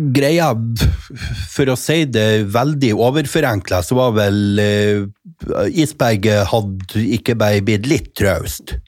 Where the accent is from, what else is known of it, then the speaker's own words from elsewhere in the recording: Mo i Rana, Nordland, Norway; Jeg kommer jo fra Rana kommune.